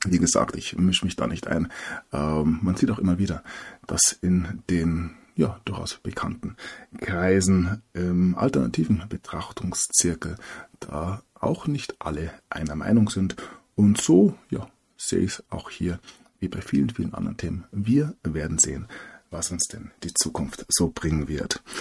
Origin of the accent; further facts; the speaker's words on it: Bavaria, Germany; als Bayer ähm, akzeptiert man ja nur einen Kaiser